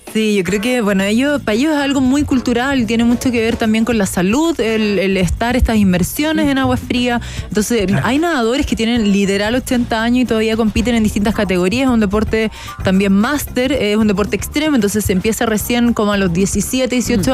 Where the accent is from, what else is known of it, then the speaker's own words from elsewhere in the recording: Chile; como latina, como sudamericana, como mujer em, y más como chilena